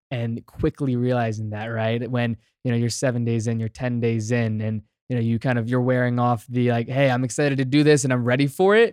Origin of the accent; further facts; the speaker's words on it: Virginia, United States; I'm born and raised in Virginia, grew up in a small town